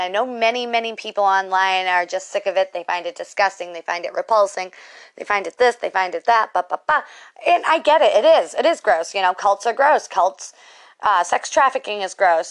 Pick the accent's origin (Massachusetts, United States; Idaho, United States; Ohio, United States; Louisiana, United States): Massachusetts, United States; Boston; I am from the Northeast. I am a Boston girl